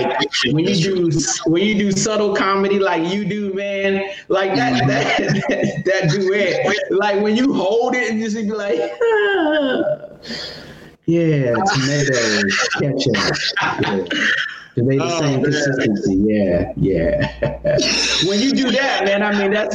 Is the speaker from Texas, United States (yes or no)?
no; North Carolina, United States; also born or lived in Atlanta; now in Los Angeles, United States; I'm from North Carolina